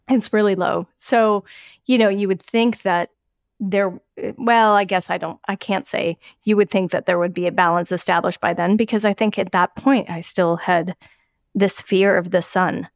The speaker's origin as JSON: {"language": "English", "region": "Colorado", "country": "United States", "tie": "born or raised there", "said": "where I grew up in Colorado"}